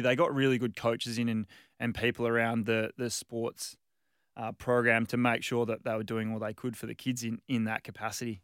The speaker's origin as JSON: {"language": "English", "town": "Margaret River", "region": "Western Australia", "country": "Australia", "tie": "born or raised there", "also_born_or_lived": "Perth", "moved": "yes", "said": "I was born in Perth, moved down to Margaret River when I was two."}